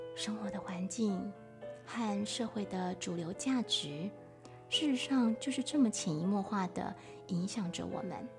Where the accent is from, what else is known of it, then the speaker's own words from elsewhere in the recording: Taiwan; moved away as an adult; also born or lived in France; 我们来自台湾